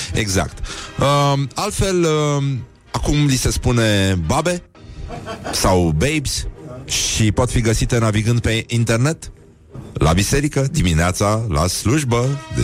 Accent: Brăila, Brăila County, Romania; now in Bucharest, Romania; eu sunt din Brăila, chiar din oraș

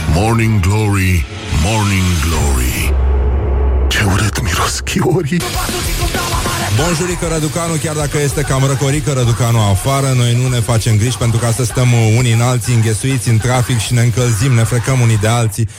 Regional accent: Brăila, Brăila County, Romania; eu sunt chiar din Brăila, chiar din oraș

